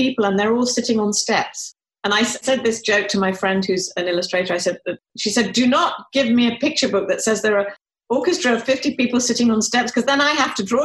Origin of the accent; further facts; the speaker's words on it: United Kingdom; moved away; I'm British